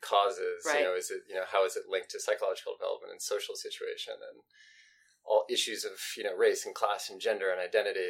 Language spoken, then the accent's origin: English; St. Louis, Missouri, United States; I grew up here in the St. Louis area as well